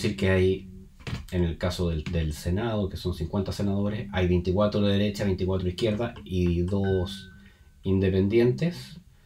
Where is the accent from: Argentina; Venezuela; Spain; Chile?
Chile; soy un chileno común y corriente